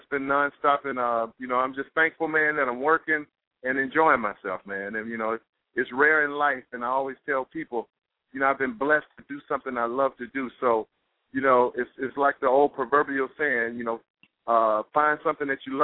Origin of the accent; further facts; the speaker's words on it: Montgomery, Alabama, United States; now in New York, United States; I'm from Montgomery, Alabama. She's from Montgomery, Alabama. We grew up together